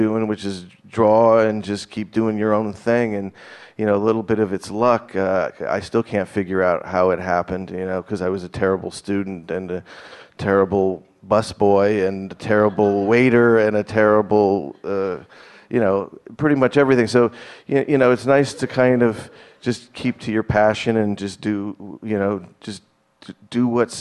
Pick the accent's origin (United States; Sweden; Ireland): United States; Burbank, California; growing up in Burbank